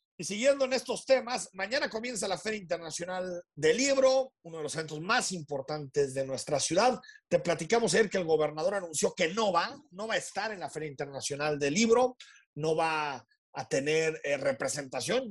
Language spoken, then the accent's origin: Spanish; Mexico